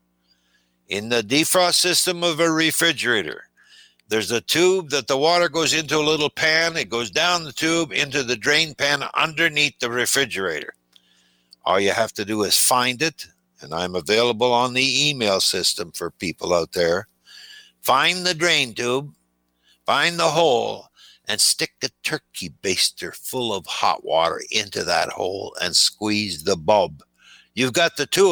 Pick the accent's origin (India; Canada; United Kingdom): Canada; Timmins, Ontario; moved away; my hometown of Timmins, Ontario, in northern Canada